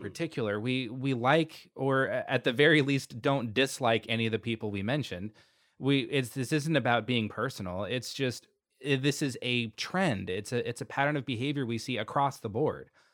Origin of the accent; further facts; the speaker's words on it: Austin, Texas, United States; Austin, my hometown